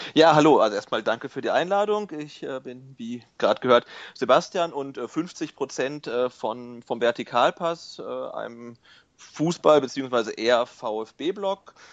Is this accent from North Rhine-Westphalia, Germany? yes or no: yes; near Bielefeld, North Rhine-Westphalia, Germany; now in Stuttgart, Germany; ich komme ursprünglich aus der Nähe von Bielefeld